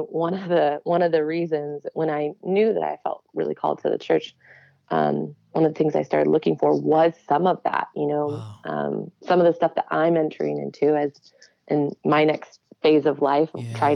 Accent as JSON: {"language": "English", "town": "Yorkville", "region": "Illinois", "country": "United States", "tie": "born or raised there", "also_born_or_lived": "New York", "said": "So super like OG Yorkville suburb oh, of Chicago. I know where that like, is. Yeah, yeah born and raised. yeah, so I um, was yeah, grew up there and then um, went to grad school in New York."}